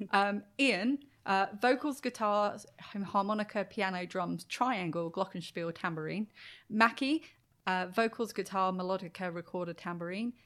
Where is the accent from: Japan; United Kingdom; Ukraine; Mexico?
United Kingdom; Brighton, South East England; they're from Brighton and I'm from Brighton.